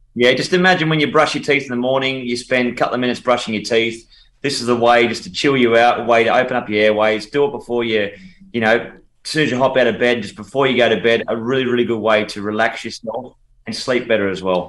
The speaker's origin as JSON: {"language": "English", "country": "Australia", "said": "I'm very patriotic. I'm very proud of of Australia"}